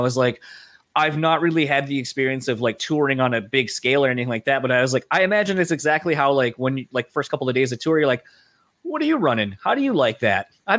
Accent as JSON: {"language": "English", "region": "Delaware", "country": "United States", "lives_now": "Michigan, United States", "said": "so I'm from Delaware originally. So I have the East Coast in me that wants to pronounce things one way, but I live here in Michigan, and they have their own dialect and way of saying things."}